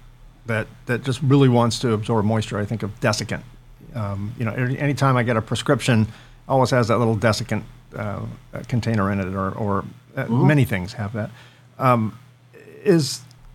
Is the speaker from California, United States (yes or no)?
yes; San Francisco area, California, United States; now in Southern California, United States; I grew up in the San Francisco area